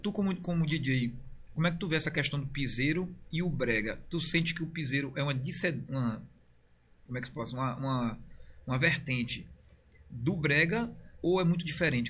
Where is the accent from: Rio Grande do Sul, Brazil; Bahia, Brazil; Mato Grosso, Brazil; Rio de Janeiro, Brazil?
Bahia, Brazil; eu sou baiano